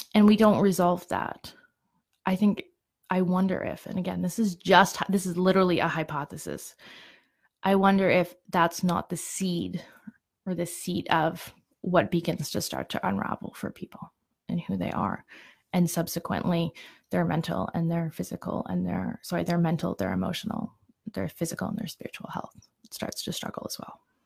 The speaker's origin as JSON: {"language": "English", "region": "Ontario", "country": "Canada", "moved": "as an adult", "lives_now": "Calgary, Canada", "said": "I came to Calgary, some, I'm originally from Ontario"}